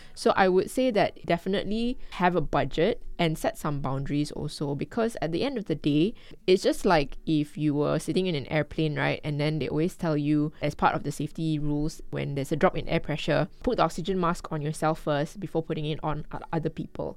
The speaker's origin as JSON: {"language": "English", "region": "Kuala Lumpur", "country": "Malaysia", "tie": "born or raised there", "said": "I'm a Malaysian and I grew up in Kuala Lumpur."}